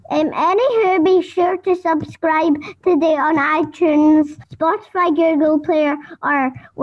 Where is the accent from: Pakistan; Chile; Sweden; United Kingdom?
United Kingdom; Scotland; from Scotland, the country which brought you electricity.